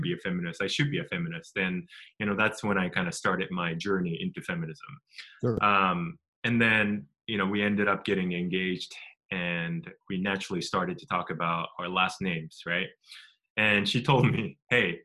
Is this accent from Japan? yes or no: yes; Japan; moved away; also born or lived in United States